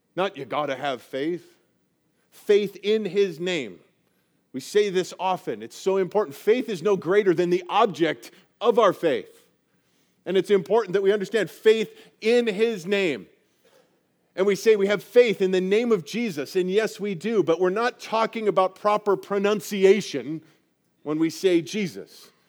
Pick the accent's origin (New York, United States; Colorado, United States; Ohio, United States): Colorado, United States; I grew up in Colorado and grew up right in the foothills, right at the base of the Rocky Mountains